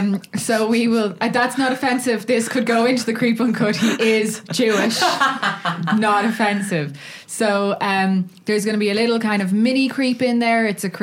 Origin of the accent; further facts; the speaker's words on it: Dublin, Leinster, Ireland; For the record, I'm from Dublin Southwest.